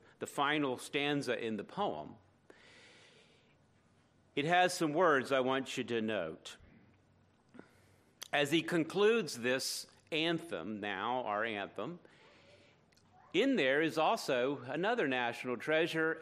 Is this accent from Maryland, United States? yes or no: yes; near Fort McHenry, Baltimore, Maryland, United States; Fort McHenry near my hometown